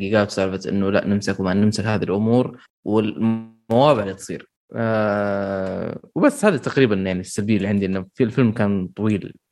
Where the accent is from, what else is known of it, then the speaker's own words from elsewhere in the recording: Iraq; أنا انسان مقدم من العراق